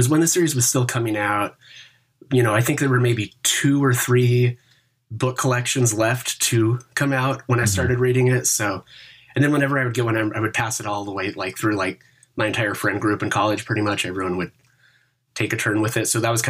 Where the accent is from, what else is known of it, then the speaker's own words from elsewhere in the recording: Seattle, Washington, United States; now in Olympia, United States; In Seattle. And then I moved to Olympia for college.